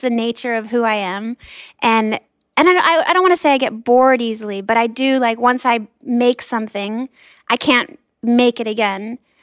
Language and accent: English; Los Angeles, California, United States; I grew up in Los Angeles